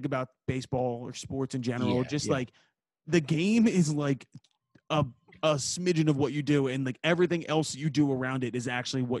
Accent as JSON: {"language": "English", "town": "Philadelphia", "region": "Pennsylvania", "country": "United States", "said": "I'm from Philly."}